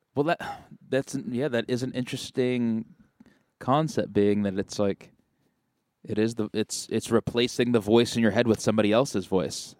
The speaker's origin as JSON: {"language": "English", "area": "Marin County", "region": "California", "country": "United States", "said": "I'm from Marin County"}